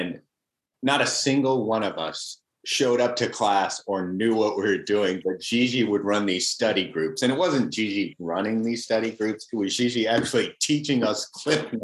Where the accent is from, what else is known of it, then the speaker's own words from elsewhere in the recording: Richmond, Virginia, United States; moved away as an adult; also born or lived in Texas; now in Los Angeles, United States; I was born in Texas, but I was in Richmond for 13 years through junior high, high school, and college.